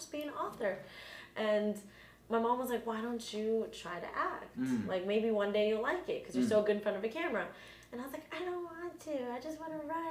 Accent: Houston, Texas, United States; also born or lived in Newark, New Jersey; then I moved to Texas with my family

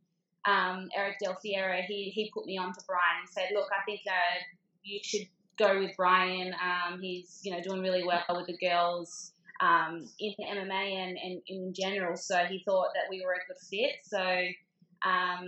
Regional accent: Australia; being an Australian girl

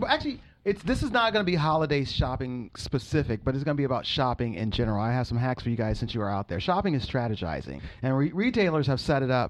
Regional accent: Illinois, United States; now in California, United States; my home state of Illinois

